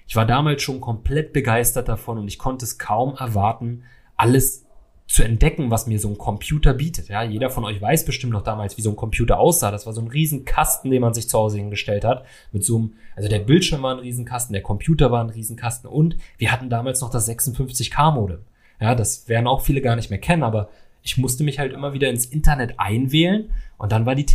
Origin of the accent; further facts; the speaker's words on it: Salzgitter, Lower Saxony, Germany; Ich bin 1993 in Salzgitter aufgewachsen, ja, einer kleinen Stadt in Niedersachsen